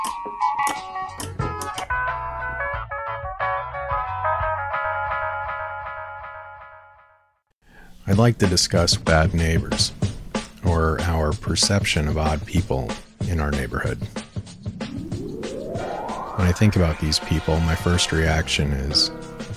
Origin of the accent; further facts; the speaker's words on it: Aurora, Colorado, United States; I grew up in Aurora, Colorado